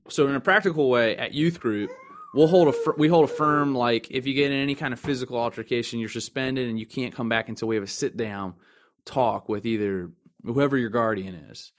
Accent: Timonium, Maryland, United States; also born or lived in Lakeland, Florida; I'm originally from the county of Baltimore, uh, North Area or Timonium

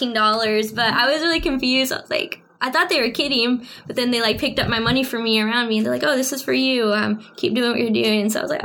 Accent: Lorenzo, Texas, United States; I lived in a really small town about 20 minutes away from there called Lorenzo

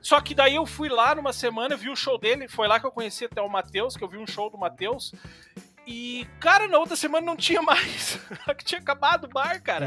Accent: Novo Hamburgo, Rio Grande do Sul, Brazil; moved away as an adult; now in Sapiranga, Brazil; eu sou, eu sou nascido e criado em Canudos, ali em Novo

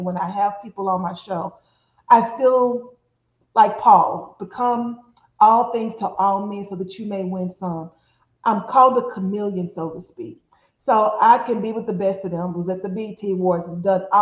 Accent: Dallas, Texas, United States; I'm born and raised in Dallas, Texas

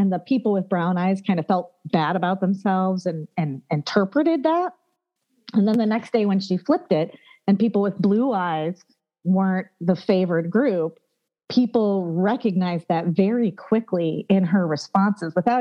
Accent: United States; we were Americans

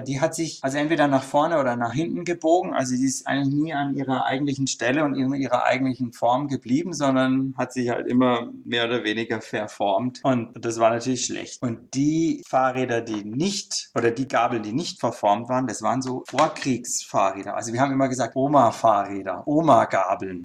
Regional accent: Denzlingen, Baden-Württemberg, Germany; also born or lived in Freiburg; geboren im ersten Lebensjahr in Freiburg und dann bin ich aufs Dorf in Denzlingen gezogen. Das ist so ein paar Kilometer neben Freiburg. Da habe ich ein Kinderdachzimmer gehabt

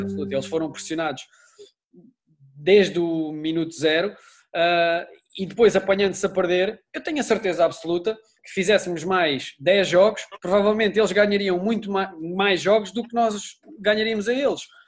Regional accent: Lisbon, Portugal; eu sou alfacinha

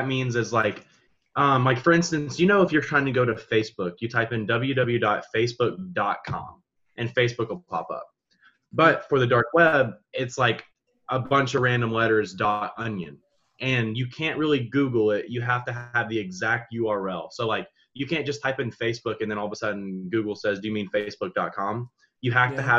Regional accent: Georgia, United States; I'm from Georgia

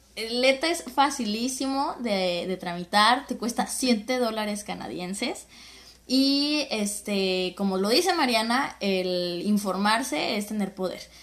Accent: Guadalajara, Jalisco, Mexico; moved away; caminaba en Guadalajara, de donde soy

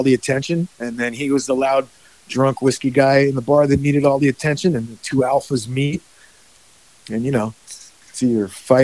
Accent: United States; moved away as an adult; also born or lived in Woodstock, New York / Bergen County, New Jersey; now in California, United States; I grew up in Woodstock, New York, and Bergen County, New Jersey.

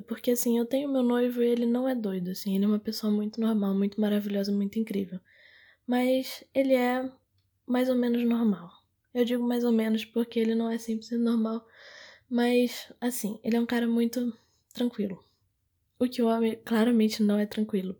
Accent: Manaus, Amazonas, Brazil; eu sou de Manaus

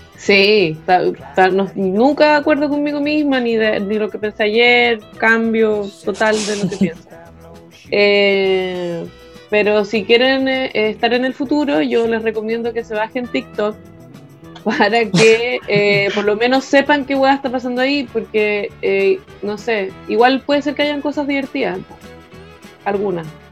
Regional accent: Chile; moved away; nosotros nos entendemos como chilenos

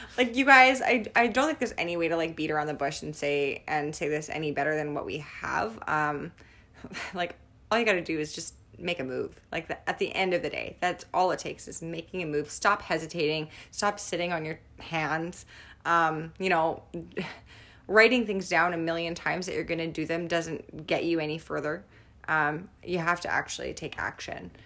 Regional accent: Niverville, Manitoba, Canada; we're from Niverville

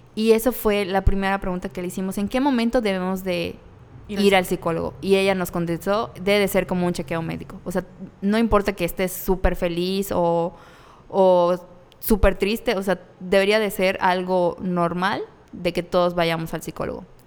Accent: Mérida, Yucatán, Mexico; somos de Mérida, Yucatán.

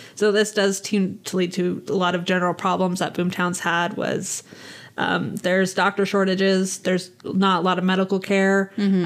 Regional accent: Nevada, United States; we were raised in Nevada

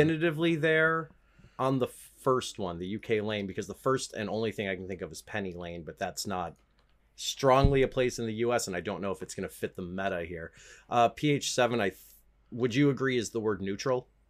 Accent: United States; I'm American

